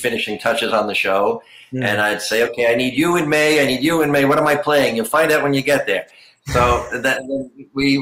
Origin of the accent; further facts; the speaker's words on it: Red Bank, New Jersey, United States; moved away; also born or lived in Middletown, New Jersey; I was born in Red Bank